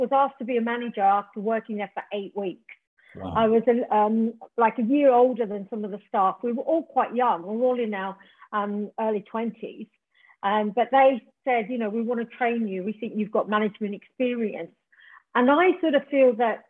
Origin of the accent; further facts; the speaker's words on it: Tasmania, Australia; moved away as an adult; now in England, United Kingdom; originally I'm from Tasmania, Australia, and I came to England in the late 80s